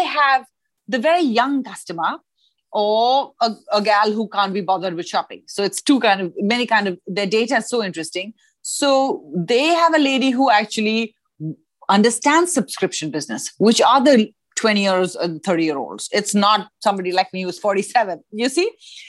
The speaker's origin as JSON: {"language": "English", "town": "New Delhi", "region": "Delhi", "country": "India", "said": "So it's funny that when we met at school, I came from New Delhi."}